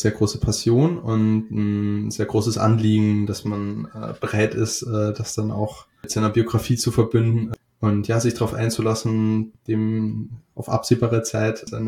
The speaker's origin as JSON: {"language": "German", "country": "Austria", "moved": "yes", "lives_now": "Hamburg, Germany", "said": "seit circa fünf Jahren wohne ich in Hamburg. Uh, ursprünglich komme ich aus Österreich"}